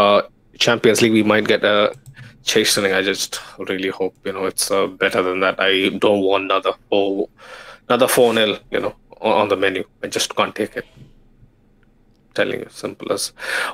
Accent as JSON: {"language": "English", "region": "Kerala", "country": "India", "first_language": "Malayalam", "second_language": "English", "said": "Savola in my mother tongue, Malayalam. I think, you know, like Kerala has a lot of Portuguese influence, and I see where it comes from."}